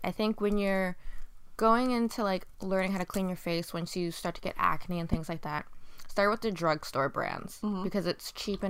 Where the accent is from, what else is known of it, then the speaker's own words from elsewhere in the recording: United States; because I'm an American that I would just use like American products and everything, but my ethnicity is Asian